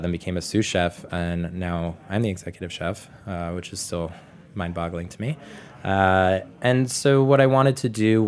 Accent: Boca Raton, Florida, United States; moved away as an adult; now in New York, United States; I grew up in Boca Raton, Florida

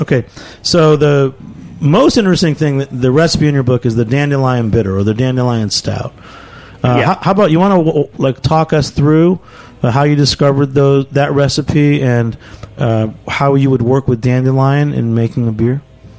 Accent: Bangor, Maine, United States; I'm from Bangor.

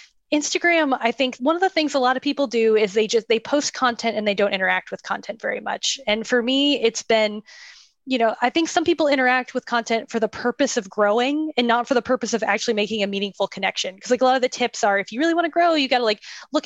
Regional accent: Tampa, Florida, United States; So I went at my hometown from Tampa, Florida

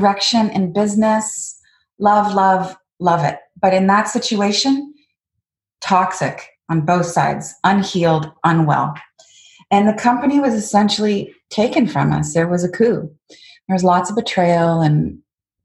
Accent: Canada; moved away as an adult; also born or lived in Washington, D.C., United States; I'm a Canadian female in Washington, D.C.

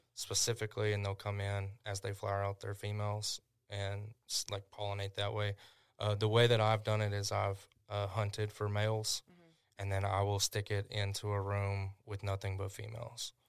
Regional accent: Tishomingo, Oklahoma, United States; my hometown

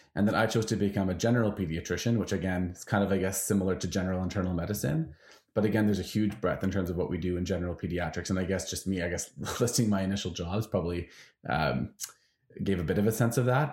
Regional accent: Vancouver, British Columbia, Canada; moved away; I'm from Vancouver

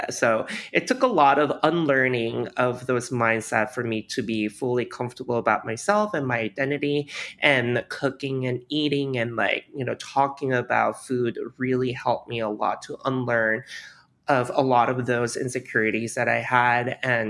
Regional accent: Alabama, United States; now in New York, United States; So growing up in Alabama, I didn't really have a lot of diverse exposure of different cuisine, whether that is Asian or not. But me being Korean immigrant, I was always really interested about Asian food.

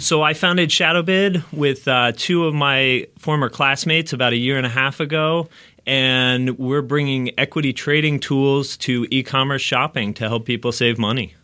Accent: outside New York, United States; moved away as an adult; now in Los Angeles, United States; I actually grew up outside New York

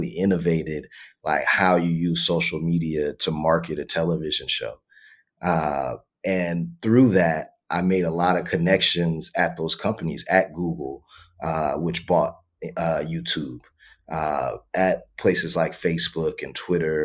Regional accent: Los Angeles, California, United States; also born or lived in San Diego / Carlsbad; I grew up in West LA, mid-city.

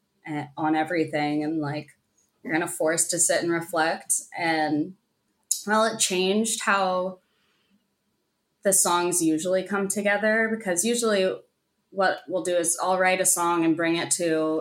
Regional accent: Houston, Texas, United States; Kendall and I grew up together in Houston.

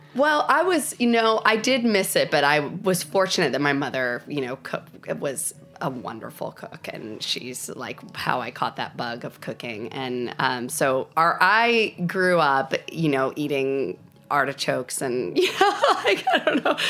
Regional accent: New Jersey, United States; accent: Southern; moved away as an adult; also born or lived in South Carolina / Spain / Los Angeles; now in Asheville, United States; I grew up in New Jersey

